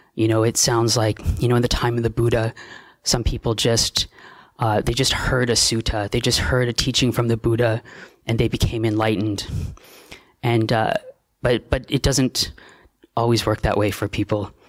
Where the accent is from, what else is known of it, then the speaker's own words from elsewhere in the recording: Canada; also born or lived in Australia; now in Thailand; I'm a Canadian monk